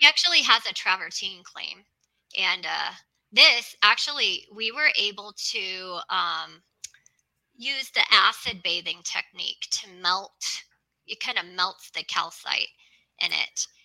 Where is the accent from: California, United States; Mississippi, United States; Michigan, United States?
California, United States; Los Angeles; moved away; also born or lived in Arizona / Nevada / Utah; I'm originally from Los Angeles